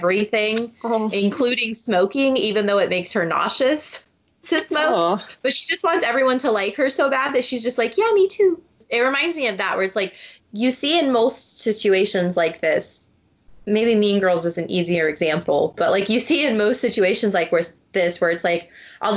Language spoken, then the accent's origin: English; United States; I'm one of the first people to be born in the United States